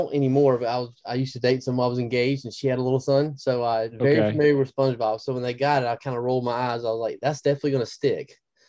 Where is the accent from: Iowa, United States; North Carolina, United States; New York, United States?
North Carolina, United States; Eastern; also born or lived in Nashville, Tennessee; I'm 40 years old. I was born and raised in Eastern North Carolina, moved to Nashville, Tennessee for about 3 or 4 years for work. And I sell software, and then came back here.